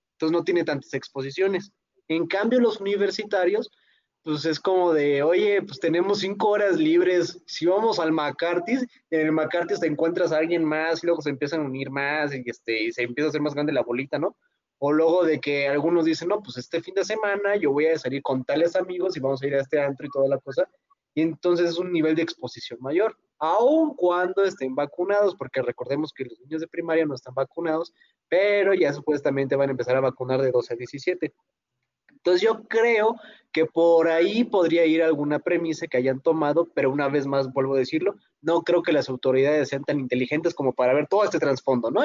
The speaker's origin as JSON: {"language": "Spanish", "town": "Pátzcuaro", "region": "Michoacán", "country": "Mexico", "said": "en mi pueblito que es Pátzcuaro"}